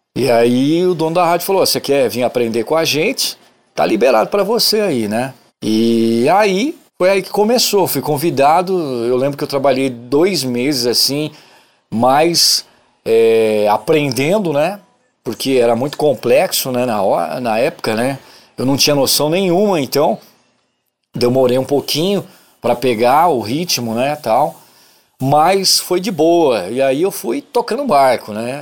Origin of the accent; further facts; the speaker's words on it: São Paulo, Brazil; also born or lived in Bebedouro / Ribeirão Preto; now in Uberaba, Brazil; eu sou nascido em São Paulo, capital. Morei lá até 1989, né? Sou paulistano da Gema